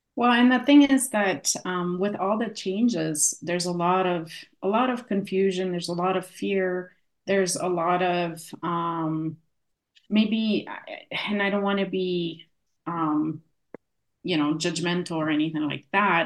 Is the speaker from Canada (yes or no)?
yes; Canada; accent: Polish; also born or lived in Poland; came into Canada um, in 87, so in the 80s, late 80s, um, and was raised most of my life here